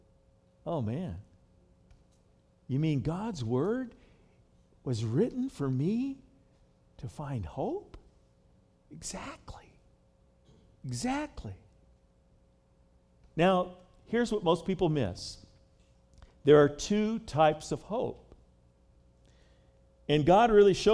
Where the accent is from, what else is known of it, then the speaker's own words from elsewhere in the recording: United States; my life as an American citizen